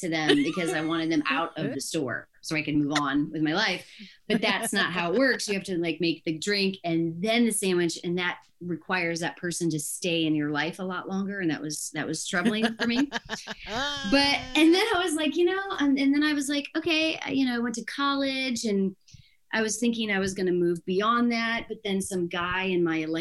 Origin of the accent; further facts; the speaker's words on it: Ohio, United States; moved away as an adult; now in California, United States; I'm going to go in Ohio or go to school in Ohio, just like as far away as I can from my hometown, which just literally the opposite side of the state